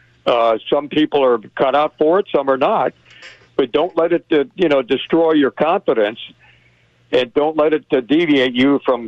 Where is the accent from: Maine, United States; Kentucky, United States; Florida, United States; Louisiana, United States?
Florida, United States; Miami; moved away; growing up in Florida, in Miami